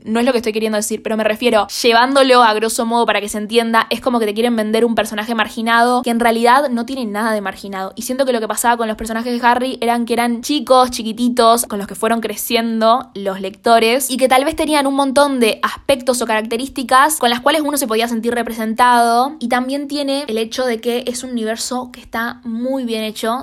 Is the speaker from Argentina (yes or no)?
yes; Argentina